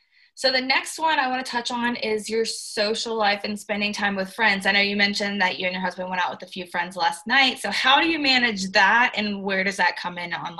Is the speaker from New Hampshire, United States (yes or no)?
no; Charlotte, North Carolina, United States; moved away as an adult; now in Auburn, United States; she's from Minnesota and I'm from Charlotte, and we're both like far away from home.